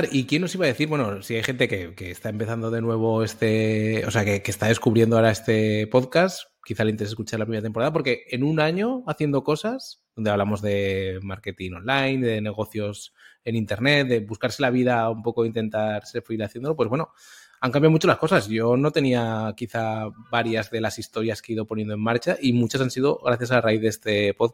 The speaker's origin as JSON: {"language": "Spanish", "town": "Zaragoza", "region": "Aragon", "country": "Spain", "lives_now": "Valencia, Spain", "said": "soy de Zaragoza como Guillermo, aunque vivo en Valencia"}